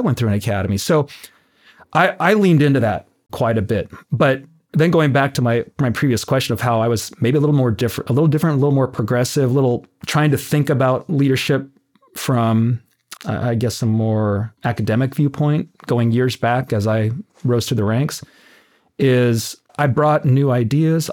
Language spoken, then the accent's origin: English; Tucson, Arizona, United States; now in Oceanside, United States; born and raised in Tucson, Arizona.